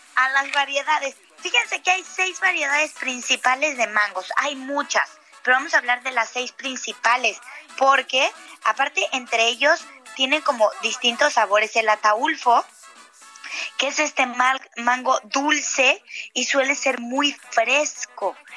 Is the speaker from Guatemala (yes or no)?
no; Mexico